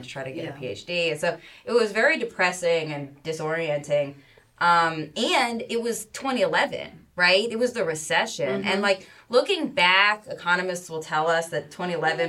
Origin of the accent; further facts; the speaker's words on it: Philadelphia, Pennsylvania, United States; moved away as an adult; also born or lived in St. Louis / Oakland; now in Bay Area, United States; I lived in Philadelphia until I was 27